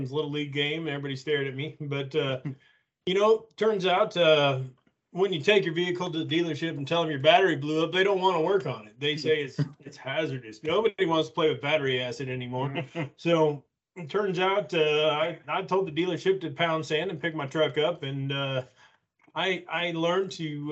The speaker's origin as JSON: {"language": "English", "region": "Colorado", "country": "United States", "tie": "born or raised there", "moved": "yes", "lives_now": "Texas, United States", "said": "I was born and raised in Colorado, but live here in Texas"}